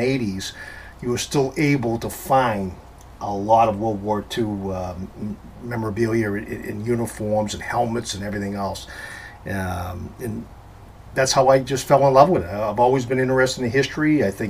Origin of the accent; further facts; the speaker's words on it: Central Massachusetts, United States; growing up in Central Mass, there's a place called Brimfield Antique Fair that I used to frequent every year with my parents and even other family members